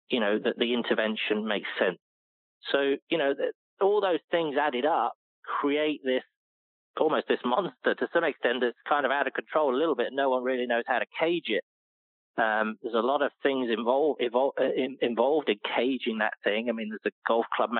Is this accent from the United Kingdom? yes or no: yes; United Kingdom; moved away; being a British person